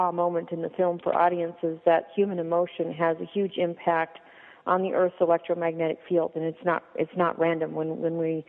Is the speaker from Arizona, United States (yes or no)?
yes; Phoenix, Arizona, United States; I'm from Phoenix, Arizona